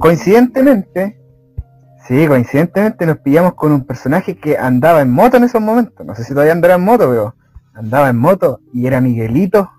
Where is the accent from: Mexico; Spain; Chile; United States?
Chile